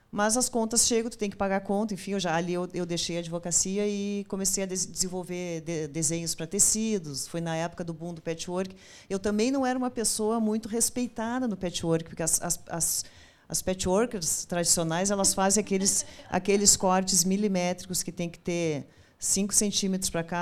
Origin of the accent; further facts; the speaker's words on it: Cachoeira do Sul, Rio Grande do Sul, Brazil; moved away as an adult; now in Porto Alegre, Brazil; eu sou de Cachoeira do Sul, moro em Porto Alegre há 12 anos